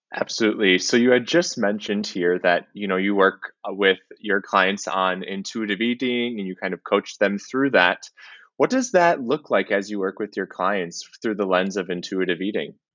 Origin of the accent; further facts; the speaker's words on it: Minnesota, United States; being a Minnesotan